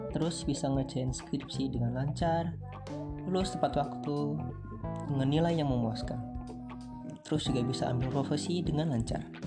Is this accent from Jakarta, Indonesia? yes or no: no; Pringsewu, Lampung, Indonesia; Asal gue dari Lampung, tepatnya Pringsewu, Kecamatan Sukarjo